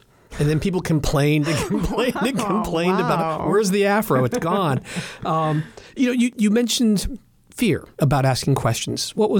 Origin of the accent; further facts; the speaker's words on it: Philadelphia, Pennsylvania, United States; I grew up in Philadelphia